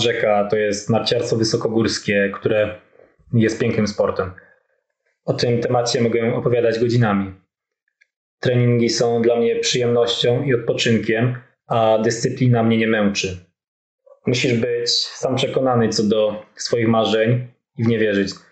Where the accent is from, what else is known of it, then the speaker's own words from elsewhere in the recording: Podhale, Lesser Poland, Poland; pochodzę z małej wioski na Podhalu